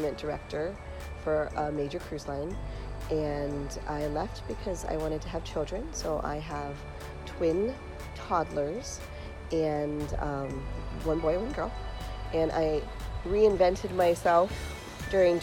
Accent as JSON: {"language": "English", "region": "Hawaii", "country": "United States", "said": "I'm from Hawaii"}